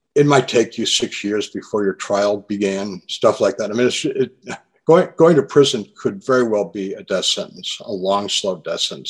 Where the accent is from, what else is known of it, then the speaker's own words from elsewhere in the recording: New England, United States; moved away; I grew up in New England